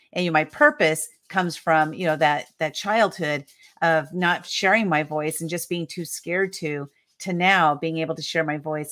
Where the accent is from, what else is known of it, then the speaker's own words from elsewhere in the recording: San Diego, California, United States; I was born and raised in San Diego, California